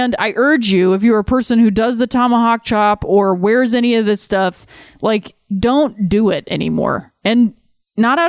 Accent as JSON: {"language": "English", "town": "Cleveland", "region": "Ohio", "country": "United States", "tie": "born or raised there", "moved": "yes", "said": "going back and cheering for my hometown team"}